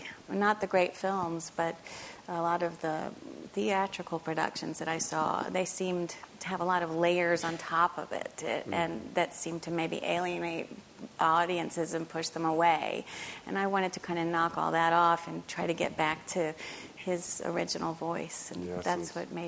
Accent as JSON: {"language": "English", "town": "Memphis", "region": "Tennessee", "country": "United States", "tie": "born or raised there", "said": "when I was a girl, I grew up in Memphis, Tennessee."}